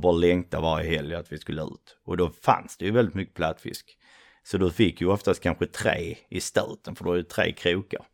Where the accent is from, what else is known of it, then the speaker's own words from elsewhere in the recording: Svedala, Skåne, Sweden; accent: broad Scanian; Uh, en liten by typ mellan uh, Trelleborg och Malmö som heter Svedala. Ute ja. på slätten, varav min fantastiskt breda skånska.